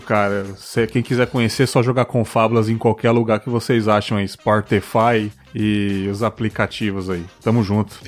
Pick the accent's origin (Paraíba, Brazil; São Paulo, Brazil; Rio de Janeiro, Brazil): São Paulo, Brazil; now in Espírito Santo, Brazil; sou da, da Zona Leste de São Paulo, apesar de não morar mais lá